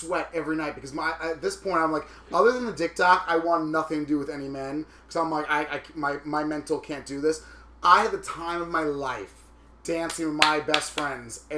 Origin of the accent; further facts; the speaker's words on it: Long Island, New York, United States; now in New York City, United States; growing up in Long Island, which is a little bit more, you know, even Long Island white. Like, I moved right into the city when I was a fucking 20-year-old homo